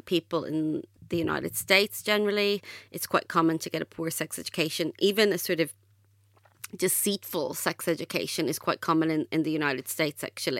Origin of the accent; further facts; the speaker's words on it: Ireland; I grew up in Ireland and I went to a Catholic state school